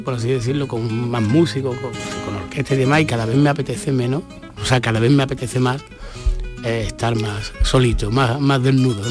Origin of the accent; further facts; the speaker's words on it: Estepona, Andalusia, Spain; allí de Estepona, de mi pueblo